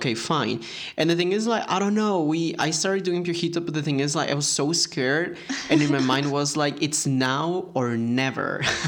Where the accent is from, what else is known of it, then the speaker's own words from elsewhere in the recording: United States; I'm sorry, but yes, I'm from America.